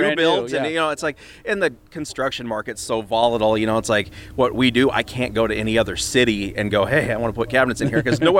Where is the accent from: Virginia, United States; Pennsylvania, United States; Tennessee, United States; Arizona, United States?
Arizona, United States; Phoenix; I am from Phoenix.